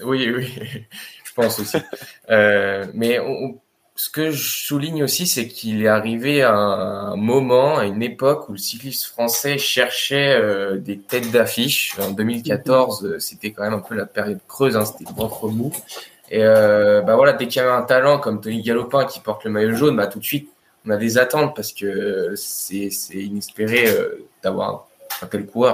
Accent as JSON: {"language": "French", "country": "France", "said": "en tant que Français"}